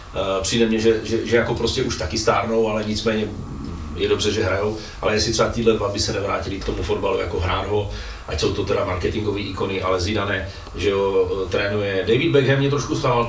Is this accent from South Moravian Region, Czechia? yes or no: yes; Brno, South Moravian Region, Czechia; my v Brně